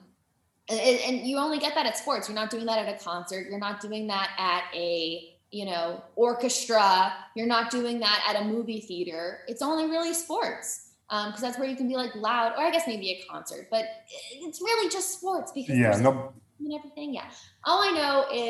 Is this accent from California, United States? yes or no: yes; Los Angeles, California, United States; I'm from